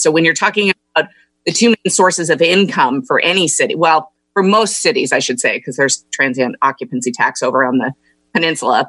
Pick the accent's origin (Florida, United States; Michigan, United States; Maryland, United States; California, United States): California, United States; Carmel; also born or lived in Los Angeles; I grew up in Monterey County. Um, went to Carmel High School